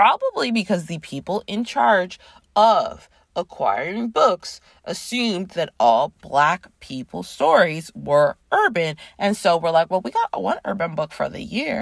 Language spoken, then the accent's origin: English; Toronto, Ontario, Canada; I grew up in Toronto, Canada